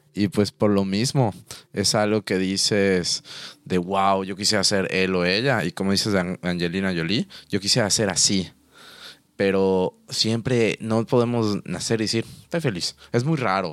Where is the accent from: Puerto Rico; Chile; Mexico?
Mexico; nosotros aquí en México